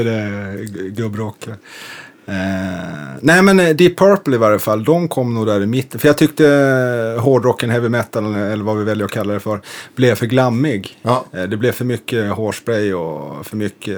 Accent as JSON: {"language": "Swedish", "town": "Umeå", "region": "Västerbotten County", "country": "Sweden", "tie": "born or raised there", "also_born_or_lived": "Lund", "moved": "as an adult", "lives_now": "Stockholm, Sweden"}